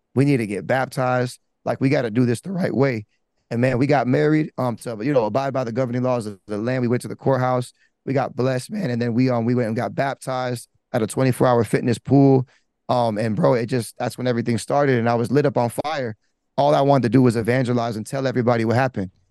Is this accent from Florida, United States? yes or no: yes; Broward, Florida, United States; growing up, I'm from Broward